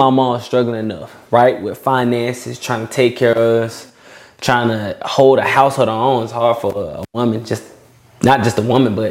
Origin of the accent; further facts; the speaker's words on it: Atlanta, Georgia, United States; also born or lived in Albany, Georgia; I moved up from like 4. So really, I'm from Atlanta. I was from the east side of Atlanta, I guess. You feel me? I was right there in DeKalb County